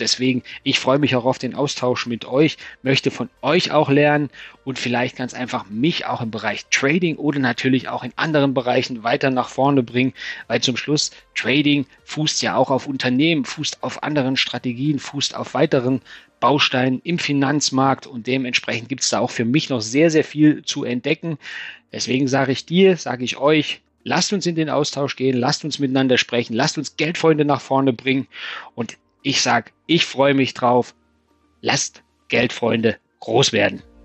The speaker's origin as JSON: {"language": "German", "region": "Thuringia", "country": "Germany", "tie": "born or raised there", "also_born_or_lived": "Stuttgart / Frankfurt am Main", "moved": "as an adult", "lives_now": "Taunus, Germany", "said": "als Thüringer Kind, ich bin in Thüringen geboren"}